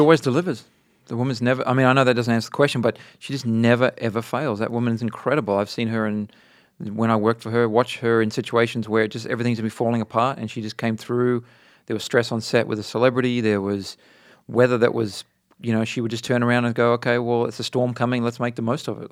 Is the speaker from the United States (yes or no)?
no; Adelaide, South Australia, Australia; moved away; also born or lived in Darwin, Australia / Sydney, Australia; I grew up in Adelaide, Australia